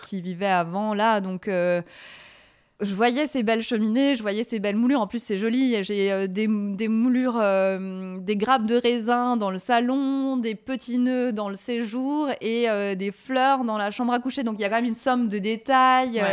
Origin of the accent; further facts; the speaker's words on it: Alsace, Grand Est, France; now in Paris, France; Je viens d'Alsace